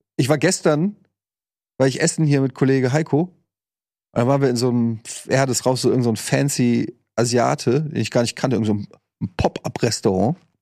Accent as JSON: {"language": "German", "town": "Frankfurt", "region": "Hesse", "country": "Germany", "tie": "born or raised there", "moved": "as an adult", "lives_now": "Hamburg, Germany", "said": "in Frankfurt zwar auch stadtnah gewohnt, aber es war trotzdem eine relativ ruhige Straße"}